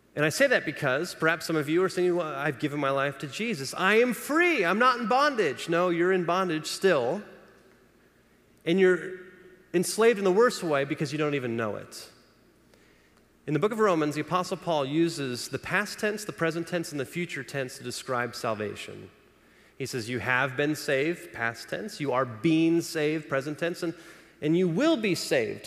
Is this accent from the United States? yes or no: yes; Los Angeles, California, United States; I grew up in Los Angeles